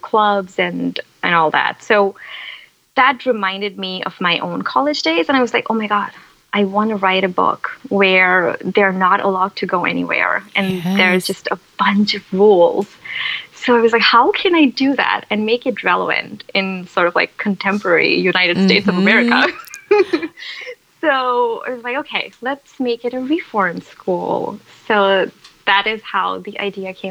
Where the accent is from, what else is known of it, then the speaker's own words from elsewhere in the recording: India; moved away as an adult; so I grew up in India. So I'm from India. So I went to college in India